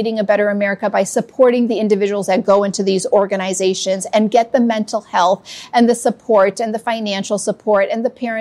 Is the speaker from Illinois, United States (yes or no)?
yes; Chicago, Illinois, United States; also born or lived in Hyderabad, India; I came here when I was 2 years old to Chicago. And I've been living in Chicago for 50 years.